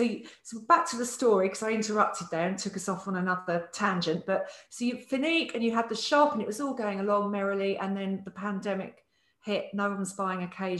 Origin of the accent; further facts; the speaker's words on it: Southend-on-Sea, East of England, United Kingdom; as a girl growing up in Southend